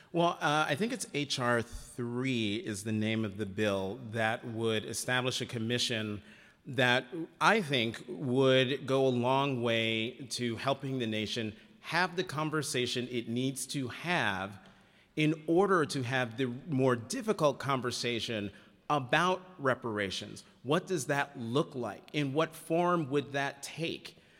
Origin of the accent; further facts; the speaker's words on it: United States; as an American